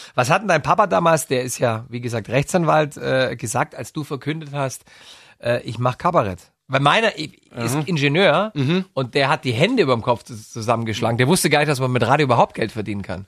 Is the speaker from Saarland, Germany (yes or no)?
no; Bavarian Swabia, Germany; Ich bin aus Schwaben, ich kann es ja auch nicht. Also das Oberbayerische. Ich bin ah. aus Bayerisch-Schwaben.